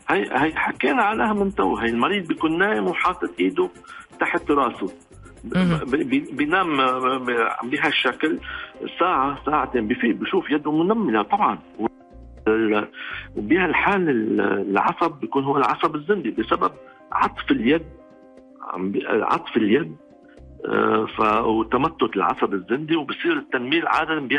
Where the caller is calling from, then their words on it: Riyadh, Riyadh Province, Saudi Arabia; آه من الرياض